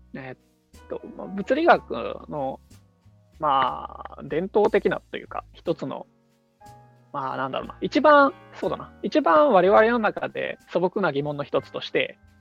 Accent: Osaka, Japan; 大阪出身であのナンバーの

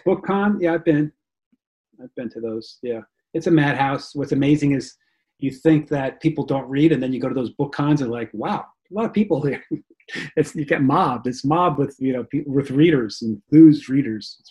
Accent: Rockland County, New York, United States; born or raised there; moved away as an adult; also born or lived in Bronx, New York / Florida; now in New Jersey, United States

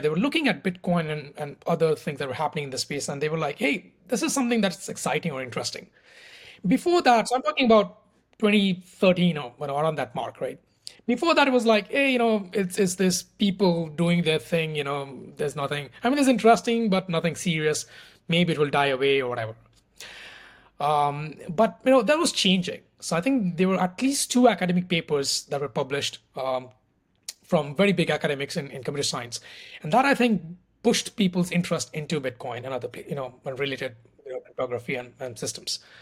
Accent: India; moved away as an adult; also born or lived in Paris, France; I'm originally from India, so I did my undergrad in mathematics in India.

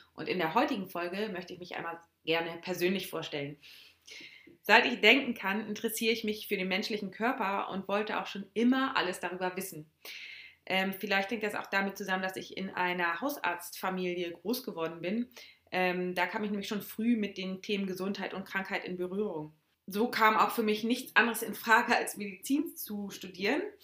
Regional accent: Schleswig-Holstein, Germany; Ich selbst bin sehr heimatverbunden und ähm, liebe Deutschland und Schleswig-Holstein

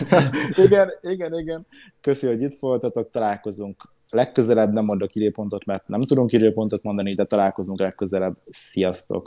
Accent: Hungary; a magyarok vagyunk

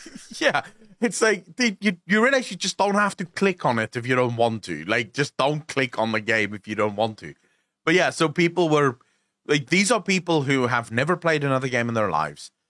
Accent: South Africa; I'm South African. We're crass as

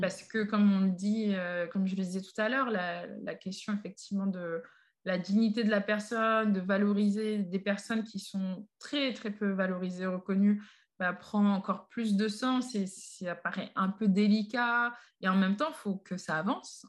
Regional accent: Paris, Île-de-France, France; j'ai grandi, vécu à Paris, euh, principalement dans le 18e arrondissement

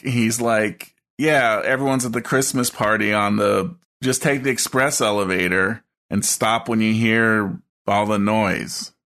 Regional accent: United States; I'm American and grew up in the eighties

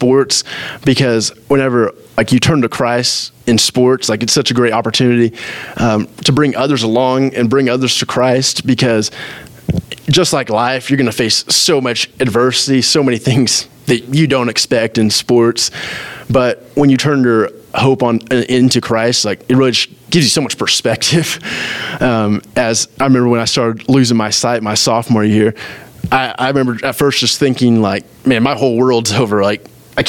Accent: Oklahoma, United States; I'm from Oklahoma

